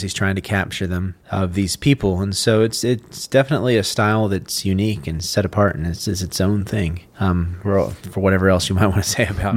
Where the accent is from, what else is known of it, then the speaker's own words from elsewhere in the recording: Texas, United States; I'm from Texas